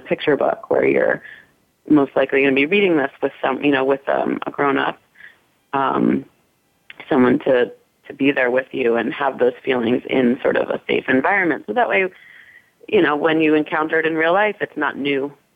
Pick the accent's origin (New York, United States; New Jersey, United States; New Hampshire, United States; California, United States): New York, United States; New York City; I grew up in New York City, um, not too far away from the park